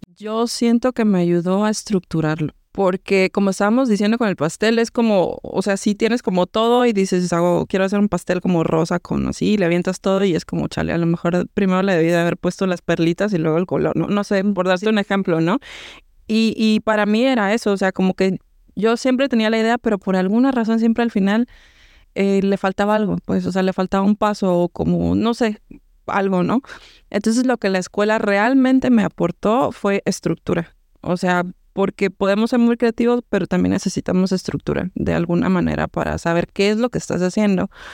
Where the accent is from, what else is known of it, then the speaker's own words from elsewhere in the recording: Mexico; moved away as an adult; also born or lived in Cancún, Mexico; now in Montreal, Canada; Nadie y yo somos mexicanas de pues diferentes partes de México, una del sur, otra del centro